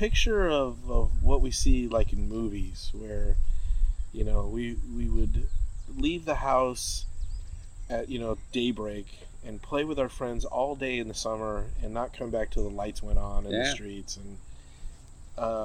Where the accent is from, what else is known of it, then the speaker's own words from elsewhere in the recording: California, United States; where we grew up in California.